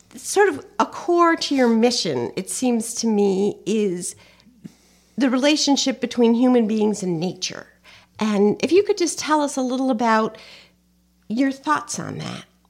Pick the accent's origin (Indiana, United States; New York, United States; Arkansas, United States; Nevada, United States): New York, United States; Guilderland; growing up in Gilderland, we used to play there